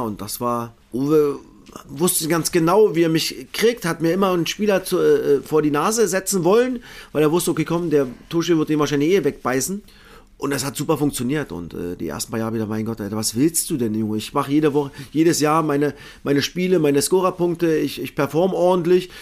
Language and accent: German; Cottbus, Brandenburg, Germany; ich komme aus Cottbus in Cottbus geboren